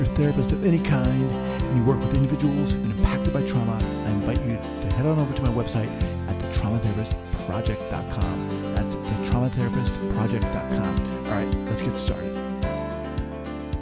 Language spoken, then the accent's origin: English; New York, United States; moved away; also born or lived in Long Island; I'm from New York originally